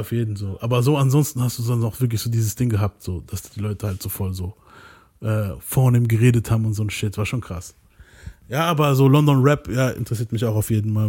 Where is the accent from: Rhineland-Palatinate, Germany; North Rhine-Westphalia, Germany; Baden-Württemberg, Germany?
Baden-Württemberg, Germany; near Mannheim; ich bin hier aus ganz in der Nähe von Mannheim